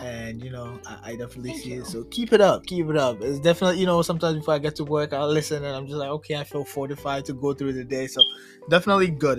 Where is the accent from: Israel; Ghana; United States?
Ghana; I'm from Ghana. I'm originally from Ghana